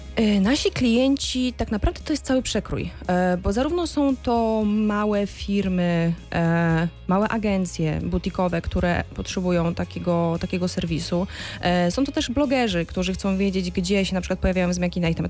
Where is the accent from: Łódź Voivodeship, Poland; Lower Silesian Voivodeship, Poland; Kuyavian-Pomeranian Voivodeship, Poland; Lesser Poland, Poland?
Lower Silesian Voivodeship, Poland; Wrocław; also born or lived in France; ja jakiś czas temu studiowałam we Francji i kiedy mówiłam, że jestem z Wrocławia